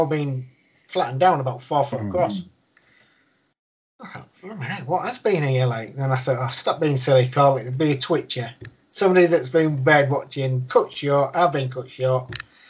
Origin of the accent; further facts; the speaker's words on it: United Kingdom; he's always put food on our table when we was growing up, because we grew up outside of Winsley.